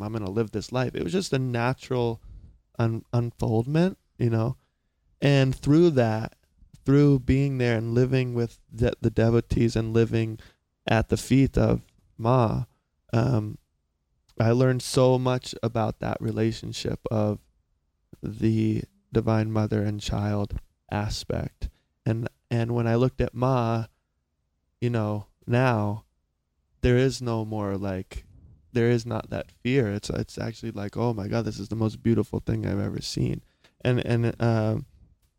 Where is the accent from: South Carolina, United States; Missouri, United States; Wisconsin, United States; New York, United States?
South Carolina, United States; moved away; also born or lived in California; I'm from a small, small town in South Carolina.